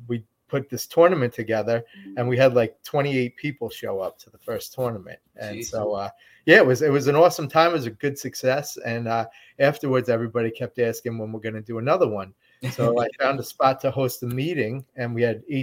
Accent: New York, United States; also born or lived in Jacksonville, North Carolina / San Diego, California; I'm from New York

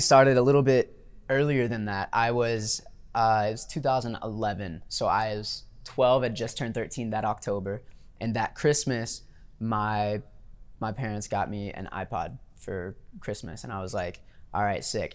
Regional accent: Louisiana, United States; growing up in Louisiana

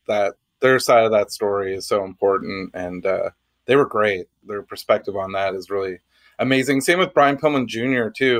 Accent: Canada; being Canadian

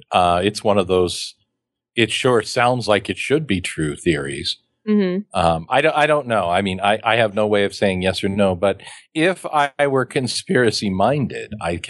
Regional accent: Midwest, United States; I'm from the Midwest with the surfing metaphor that I don't really understand.

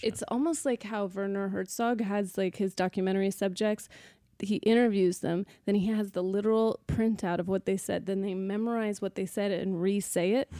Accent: Sacramento, California, United States; born or raised there

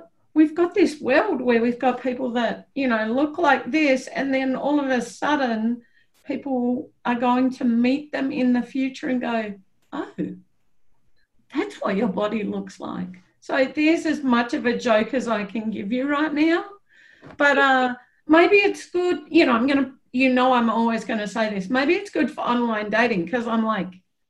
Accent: Australia; moved away; I could, as an Australian, go back

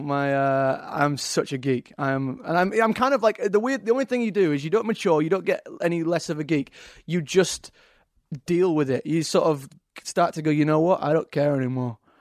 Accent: Leeds, Yorkshire and the Humber, United Kingdom; accent: Yorkshire; also born or lived in London; now in Los Angeles, United States; I've got a Yorkshire accent, Leeds, uh, up in the north

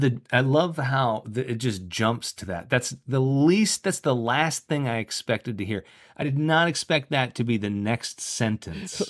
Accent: Florida, United States; I'm from Florida

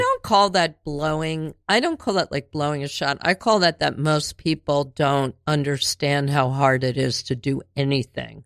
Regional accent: Cheltenham, Pennsylvania, United States; also born or lived in Linwood Gardens; eight to eighteen, I lived in Cheltenham, the suburbs

